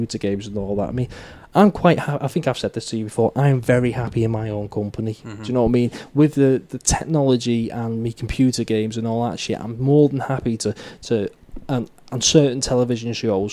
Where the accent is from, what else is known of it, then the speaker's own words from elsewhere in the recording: United Kingdom; as a British person